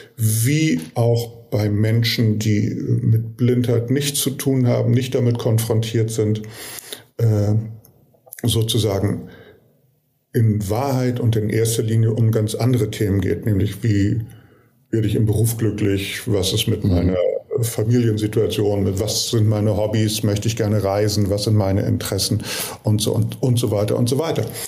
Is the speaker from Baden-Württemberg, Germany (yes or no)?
no; Hamburg, Germany; in meiner Heimatstadt, also Hamburg